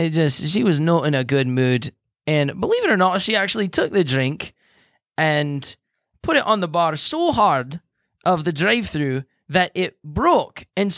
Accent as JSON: {"language": "English", "country": "Ireland", "moved": "yes", "said": "I came from Ireland a long time ago, but I've just been cruising around Texas because you got nice weather."}